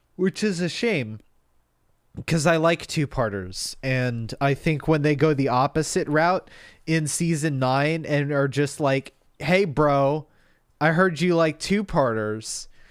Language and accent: English; United States; we're American